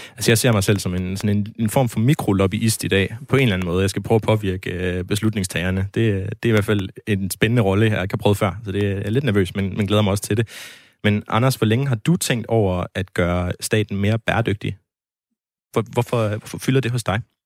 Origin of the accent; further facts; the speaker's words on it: Denmark; jeg som øh, dansker